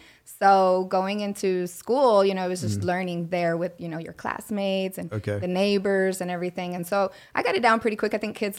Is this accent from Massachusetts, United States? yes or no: no; Minco, Oklahoma, United States; English is a second language; there weren't a lot of Hispanics growing up in Minco.